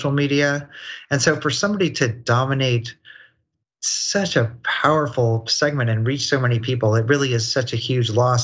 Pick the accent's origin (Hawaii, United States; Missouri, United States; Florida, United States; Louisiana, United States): Missouri, United States; Kansas City; I was a white kid growing up in Kansas City, Missouri